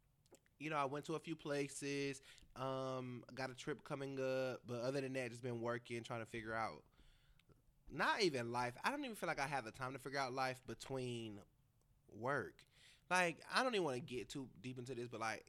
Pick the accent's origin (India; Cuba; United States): United States; Atlanta, Georgia; I was raised in Atlanta